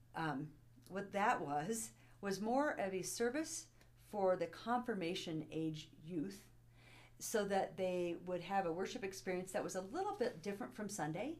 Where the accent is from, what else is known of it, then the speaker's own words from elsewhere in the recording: Bozeman, Montana, United States; also born or lived in Kabul, Afghanistan; most of my life um, that I recall actually was spent in Bozeman, Montana.